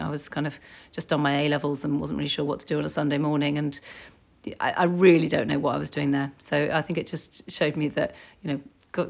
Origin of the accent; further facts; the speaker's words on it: Germany; born there; also born or lived in Northern Ireland; My parents were in the army, so I was born in Germany and I lived in Northern Ireland and other places.